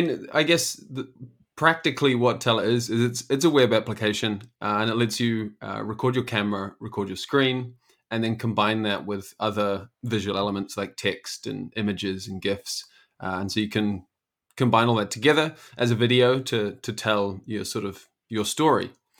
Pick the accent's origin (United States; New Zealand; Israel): New Zealand; now in Amsterdam, Netherlands; I am originally from New Zealand, but I live here in Amsterdam in the Netherlands.